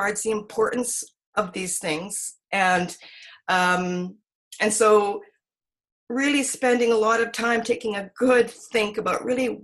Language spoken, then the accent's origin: English; Victoria, British Columbia, Canada; also born or lived in Edmonton; I grew up in most part in Victoria. My mom came from Edmonton when we were just tiny, my brother and I. And then we grew up here in Victoria.